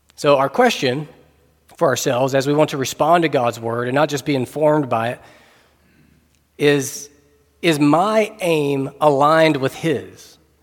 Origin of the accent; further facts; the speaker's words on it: North Carolina, United States; We're both English speakers and both from the same state, both from North Carolina